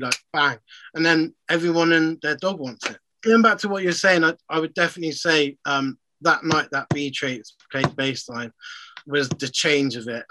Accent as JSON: {"language": "English", "town": "Bristol", "region": "South West England", "country": "United Kingdom", "said": "being from Bristol, being English"}